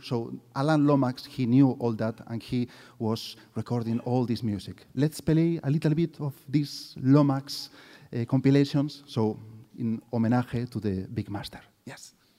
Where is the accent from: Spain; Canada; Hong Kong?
Spain; Galicia; English is a second language; we are like the, like the Irish or the Scots of Spain. Eh? It's called Galicia.